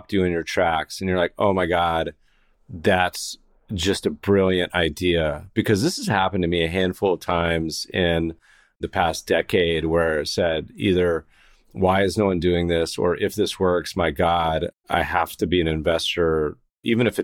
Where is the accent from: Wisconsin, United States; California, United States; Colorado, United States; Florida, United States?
Colorado, United States; moved away; I grew up partially in Colorado